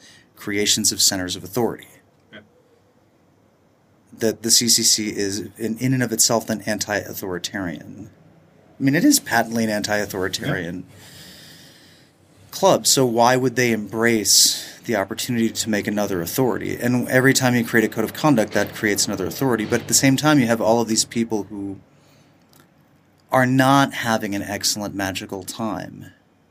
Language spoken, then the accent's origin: English; United States; as an American